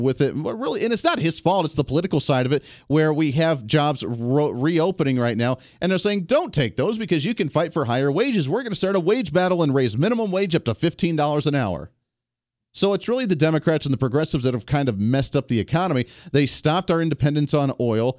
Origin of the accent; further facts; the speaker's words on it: Kansas, United States; I'm from the Kansas area, my Wichita flagship here